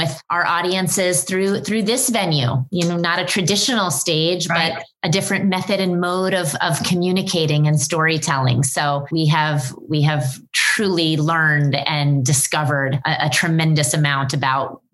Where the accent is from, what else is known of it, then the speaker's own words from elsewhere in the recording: North Carolina, United States; moved away as an adult; also born or lived in Greensboro, North Carolina; now in New York City, United States; I'm from North Carolina